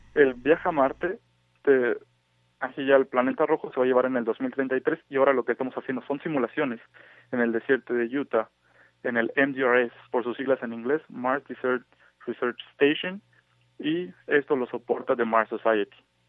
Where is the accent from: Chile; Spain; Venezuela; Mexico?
Mexico